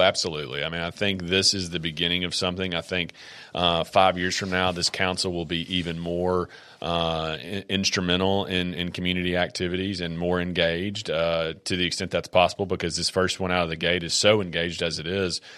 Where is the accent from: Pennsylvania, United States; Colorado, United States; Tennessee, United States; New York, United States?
Tennessee, United States; Columbia; born and raised in Columbia.